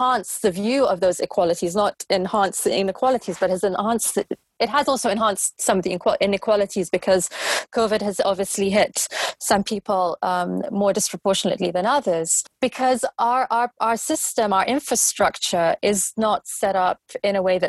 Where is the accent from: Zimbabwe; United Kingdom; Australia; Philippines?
United Kingdom; London; I'm a Londoner going back a number of decades. You know, I live in a bubble here. London is a bubble